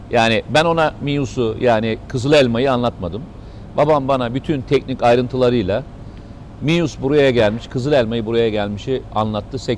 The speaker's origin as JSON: {"language": "Turkish", "region": "Samsun", "country": "Turkey", "said": "Ee, yani bir Samsunlu olarak bugün Samsun'daki coşkuyu görmek, insanların gözündeki o ışıltıyı görmek beni çok mutlu etti bir Samsunlu olarak"}